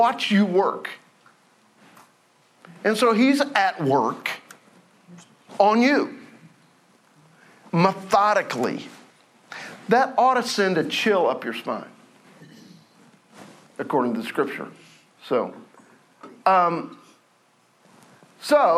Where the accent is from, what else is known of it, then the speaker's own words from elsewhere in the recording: Oklahoma, United States; I'm from Oklahoma